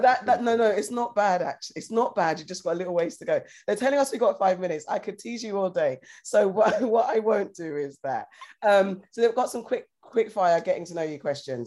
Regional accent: United Kingdom; we say shops in the UK

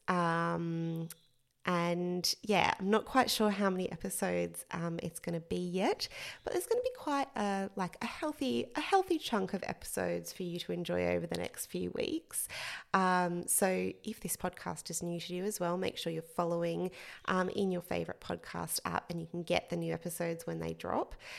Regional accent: central Queensland, Australia; moved away as an adult; also born or lived in England; I worked as a newspaper journalist for five years in my hometown in central Queensland in Australia

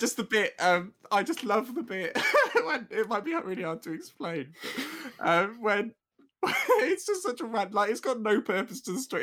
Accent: United Kingdom; being British

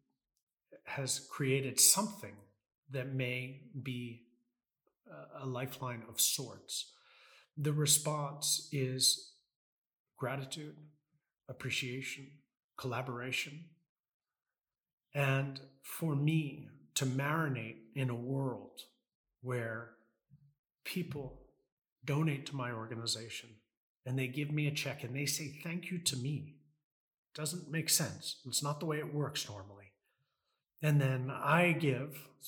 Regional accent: United States; I'm American.

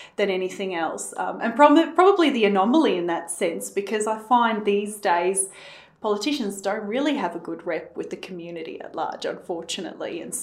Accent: Johannesburg, Gauteng, South Africa; now in Australia; growing up in South Africa too

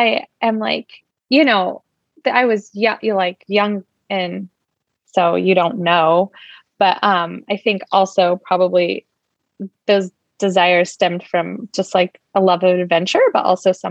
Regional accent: Alaska, United States; moved away as an adult; now in Seattle, United States; I grew up in Alaska with you right up the street, and moved to Washington though for college

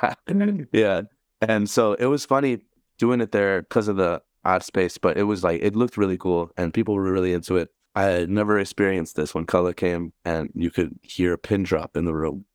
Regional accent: Milwaukee, Wisconsin, United States; I grew up in Bayview. I moved there when I was, like, eleven

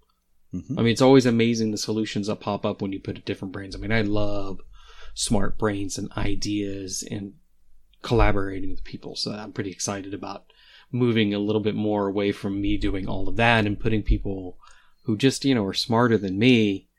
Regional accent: Midwest, United States; number one, I'm from the Midwest, so it's kind of like, no, we don't talk about ourselves.

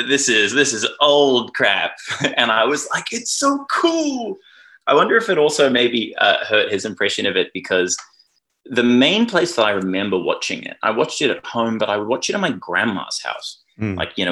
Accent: New Zealand; now in Australia; I must confess I am secretly a New Zealander, but I've lived here so long that I feel, you know, in any meaningful way, I am culturally Australian.

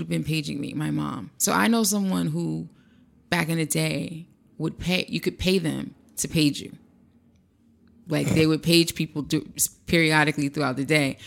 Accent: East Orange, New Jersey, United States; me from Presidential Square in East Orange, New Jersey

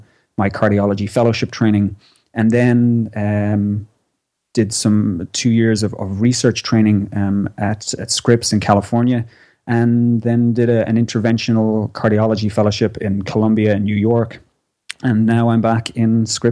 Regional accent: Ireland; moved away as an adult; also born or lived in Australia; I am from Ireland. I'm somewhat of a medical nomad. I did my all my medical school training in Ireland. I worked in Ireland

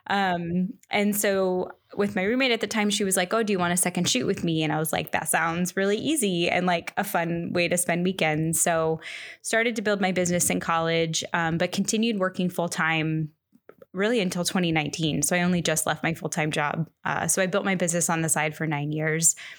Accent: Central Florida, United States; moved away as an adult; now in San Francisco Bay Area, United States; I grew up in Florida, Central Florida, for like 20 a little over 20 years

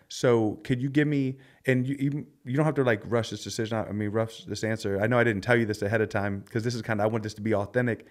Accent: Philadelphia, Pennsylvania, United States; I grew up in Philly

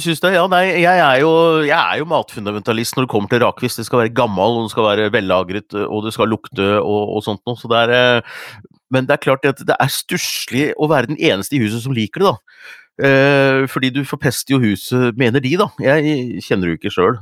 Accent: Hunndalen, Innlandet, Norway; Vi har egentlig hatt rakfisk på lille julaften hjemme i Hunndalen

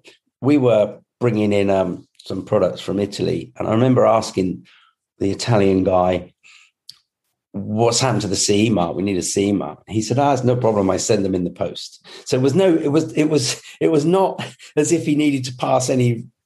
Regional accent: Scotland, United Kingdom; I was born in Scotland

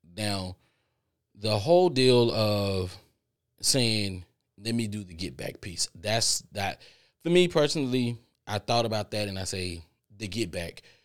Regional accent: Texas, United States; I'm from Texas

